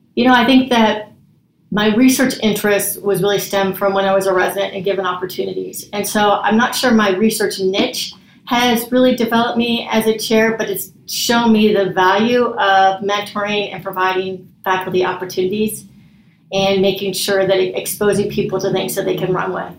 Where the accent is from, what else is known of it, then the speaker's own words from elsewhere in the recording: West Coast, United States; moved away as an adult; also born or lived in Cincinnati; I'm from the West Coast